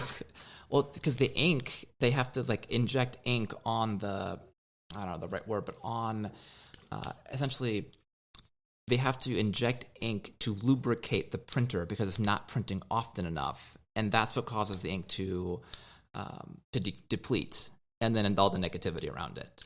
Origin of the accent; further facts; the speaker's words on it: Nebraska, United States; moved away; I grew up in Nebraska.